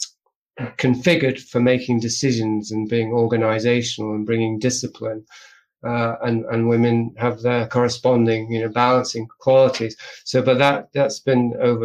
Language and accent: English; England, United Kingdom; I'm from England